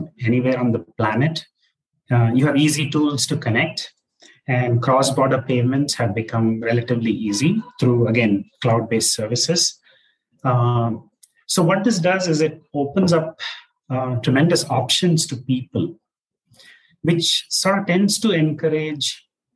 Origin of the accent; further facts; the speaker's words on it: Hyderabad, Telangana, India; moved away as an adult; also born or lived in Chennai, India / San Francisco Bay Area, United States; now in Bangalore, India; So I grew up in Hyderabad, where I attended, Hyderabad Public School